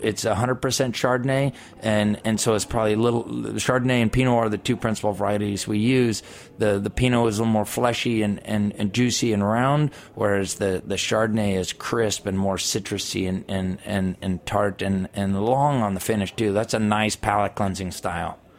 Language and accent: English; California, United States; I'm from California